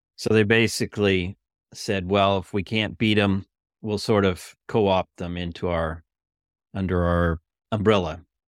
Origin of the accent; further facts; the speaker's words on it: Northern California, United States; growing up in Northern California